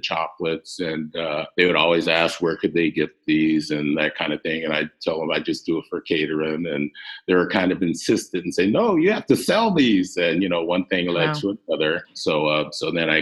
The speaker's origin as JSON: {"language": "English", "town": "Tempe", "region": "Arizona", "country": "United States", "tie": "born or raised there", "moved": "yes", "lives_now": "Seattle, United States", "said": "I went to Tempe High, I grew up in Tempe, Arizona"}